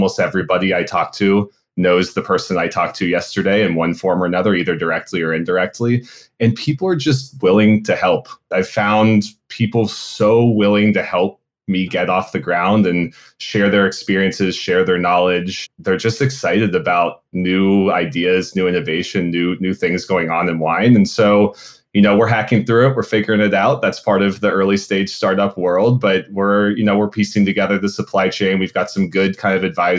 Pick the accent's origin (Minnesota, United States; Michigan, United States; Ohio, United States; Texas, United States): Ohio, United States; Cincinnati; moved away as an adult; I'm from Cincinnati originally, born and raised in Clifton, went to Walnut Hills High School.